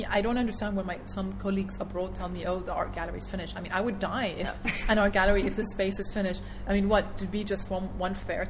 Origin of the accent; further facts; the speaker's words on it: Dubai, United Arab Emirates; what I grew up with in Dubai as a teenager